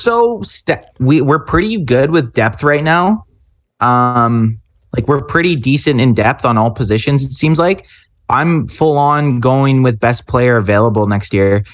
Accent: Canada; We're Canadian.

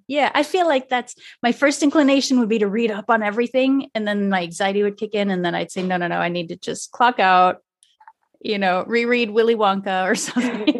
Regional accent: Canada; I'm French Canadian

